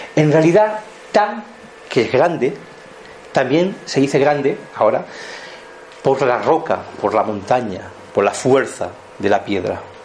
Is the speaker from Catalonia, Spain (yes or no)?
yes; Montseny, Catalonia, Spain; also born or lived in Barcelona; nací en Cataluña, en Barcelona, formo parte del Montseny, de las montañas del Montseny, porque es donde yo me he criado